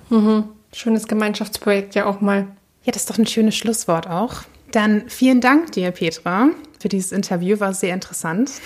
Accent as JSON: {"language": "German", "town": "Flensburg", "region": "Schleswig-Holstein", "country": "Germany", "tie": "born or raised there", "said": "ich bin auch in der Nähe von Flensburg groß geworden"}